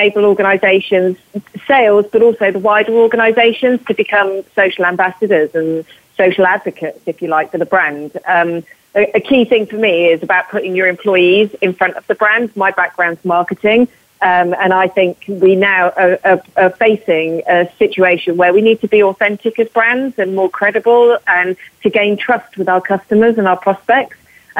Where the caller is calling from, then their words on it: London, United Kingdom; So I'm calling from London. I've just been to see a client this morning. So I'm in the London location.